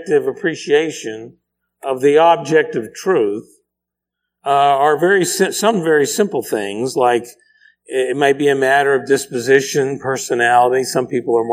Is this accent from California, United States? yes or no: no; Pennsylvania, United States; My porch growing up in Pennsylvania, it was very small